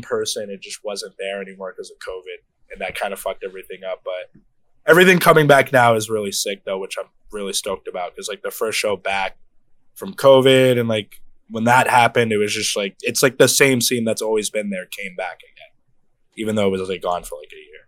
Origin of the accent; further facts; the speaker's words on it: Brockton, Massachusetts, United States; I grew up in Mass. I grew up in fucking Brockton, born and raised lived here my whole life